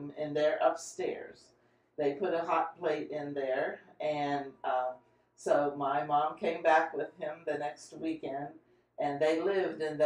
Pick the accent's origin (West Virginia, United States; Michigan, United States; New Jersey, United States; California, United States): West Virginia, United States; Bethany; Born and raised in Bethany, only away for 18 months when Bob served in Germany.